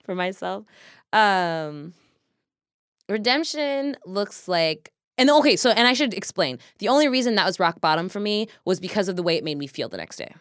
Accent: Kansas, United States; now in Seattle, United States; growing up in Kansas, growing up in the Midwest

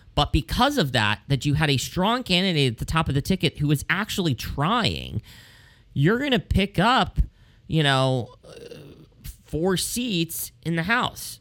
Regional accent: Pennsylvania, United States; my home state

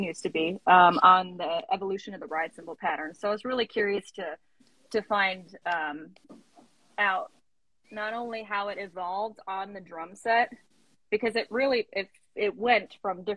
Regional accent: Connecticut, United States; I'm from Connecticut

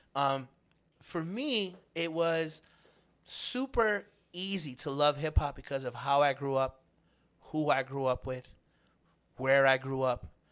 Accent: New York City, New York, United States; I grew up in Spanish Harlem

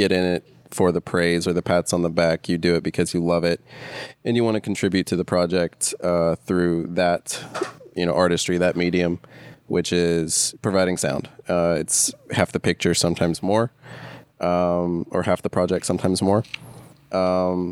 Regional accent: Charlotte, North Carolina, United States; I'm from Charlotte, North Carolina, which is where I met Trey and met Ken, sort of. Been here my whole life

